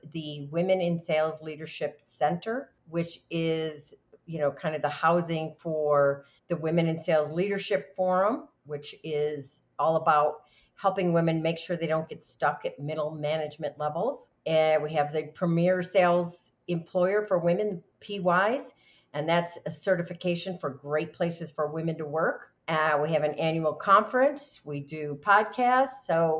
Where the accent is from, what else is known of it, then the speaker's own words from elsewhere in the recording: New York, United States; I knew if I could sell as a New Yorker, if I could sell my services as a broker to cattle ranchers, that I was good.